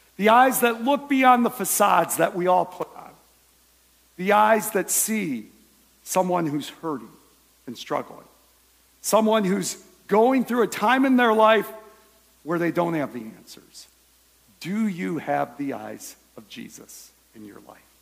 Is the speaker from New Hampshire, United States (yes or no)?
no; Michigan, United States; now in Ohio, United States; I was born in Michigan